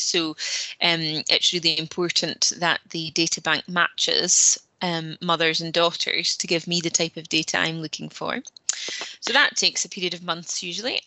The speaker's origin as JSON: {"language": "English", "town": "Peterhead", "region": "Scotland", "country": "United Kingdom", "moved": "yes", "lives_now": "Aberdeen, United Kingdom", "said": "I'm from Peterhead and have lived and studied in Aberdeen um, most of my life."}